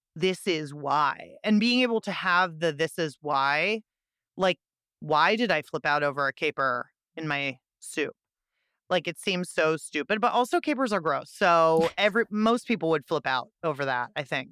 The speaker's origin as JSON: {"language": "English", "town": "Pittsburgh", "region": "Pennsylvania", "country": "United States", "tie": "born or raised there", "said": "Pittsburgh, my hometown"}